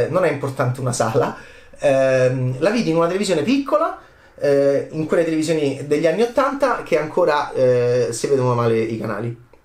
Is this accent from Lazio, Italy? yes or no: yes; Rome, Lazio, Italy; nel quartiere eh, assurdo in cui sono cresciuto a Roma